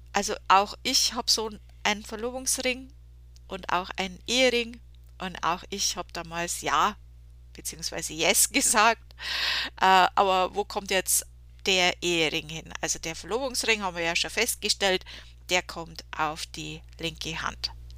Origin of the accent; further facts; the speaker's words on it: Germany; bei uns in Deutschland